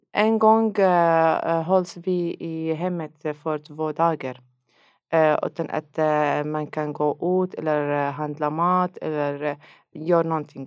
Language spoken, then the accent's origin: Swedish; Syria; Swedish is a second language; moved away as an adult; now in Sweden; jag kommer från Syrien